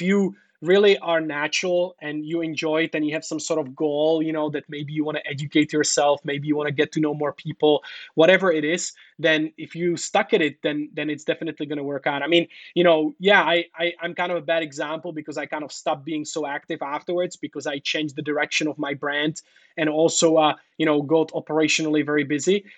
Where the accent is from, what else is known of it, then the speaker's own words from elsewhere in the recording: Czechia; now in China; I'm from Czech Republic